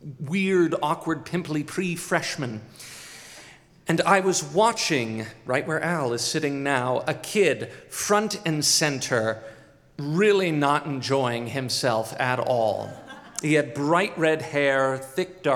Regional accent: Boise, Idaho, United States; my hometown of Boise, Idaho

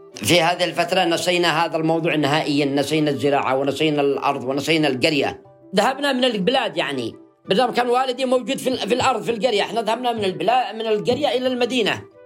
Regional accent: Yemen; بلادنا اليمن

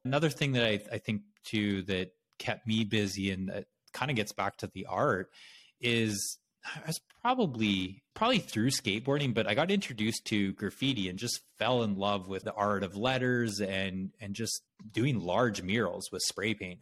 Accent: Brandon, Manitoba, Canada; now in United States; I grew up in Canada in a small city in Manitoba called Brandon

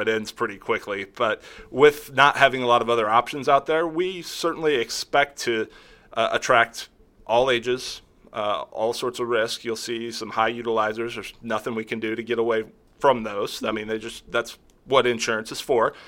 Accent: Kansas City, Missouri, United States; I grew up here in the Kansas City area

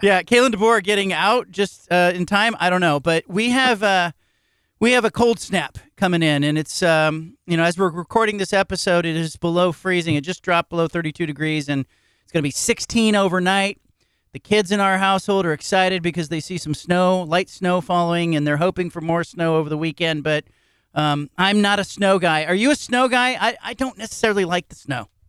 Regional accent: Bay Area, California, United States; also born or lived in Midwest; I grew up in the Bay Area

